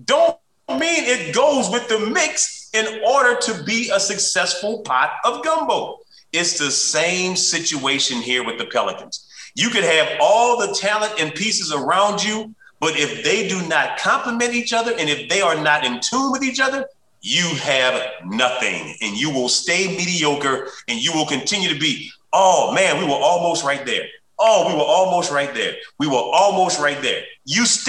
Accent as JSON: {"language": "English", "town": "New Orleans", "region": "Louisiana", "country": "United States", "tie": "born or raised there", "said": "growing up in New Orleans"}